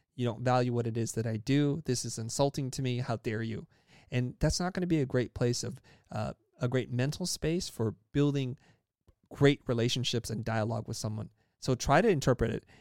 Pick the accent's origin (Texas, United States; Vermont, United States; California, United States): California, United States; English is a second language; also born or lived in Saigon, Vietnam; I was born in Saigon, Vietnam, came to the United States, and grew up in a, in a place and space in California